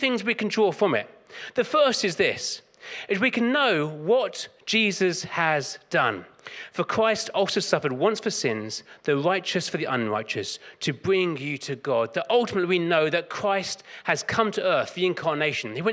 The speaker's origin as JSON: {"language": "English", "region": "London", "country": "United Kingdom", "tie": "born or raised there", "said": "I grew up in South London"}